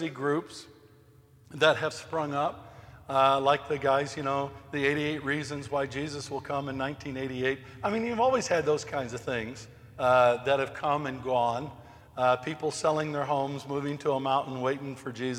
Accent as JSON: {"language": "English", "country": "United States", "said": "I'm American"}